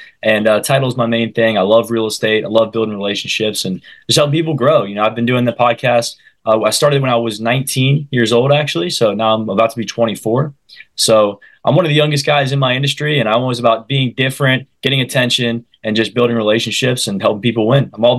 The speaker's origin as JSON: {"language": "English", "town": "St. Petersburg", "region": "Florida", "country": "United States", "tie": "born or raised there", "said": "I am from Florida, born and raised in St. Petersburg, Florida."}